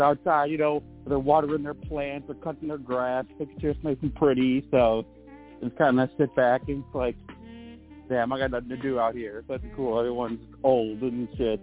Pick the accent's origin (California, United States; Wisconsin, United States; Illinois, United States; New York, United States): Illinois, United States; I've always been in Illinois